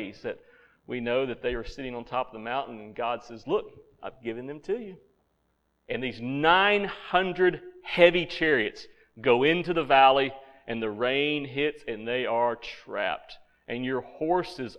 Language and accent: English; Central Arkansas, United States; moved away; I'm from Central Arkansas, where every year we had the blackbird migration